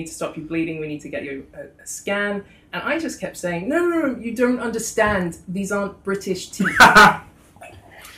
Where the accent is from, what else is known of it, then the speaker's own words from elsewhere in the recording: Australia; now in London, United Kingdom; I come from Australia.